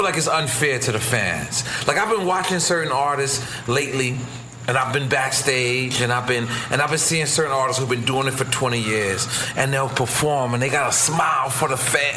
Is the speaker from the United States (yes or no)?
yes; New York, United States; now in Miami, United States; I'm from New York